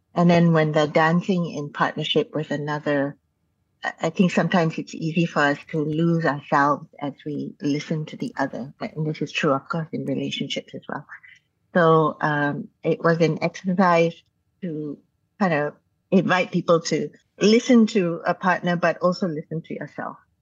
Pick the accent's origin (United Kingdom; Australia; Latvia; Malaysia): Malaysia; moved away; also born or lived in Canada; growing up in Malaysia